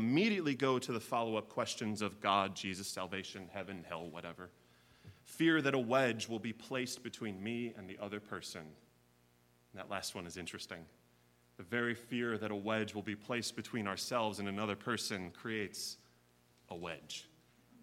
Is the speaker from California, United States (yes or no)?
no; Chicago, Illinois, United States; moved away as an adult; now in Kentucky, United States; I am a fourth-generation Chicagoan and one of the first of my family to ever leave the city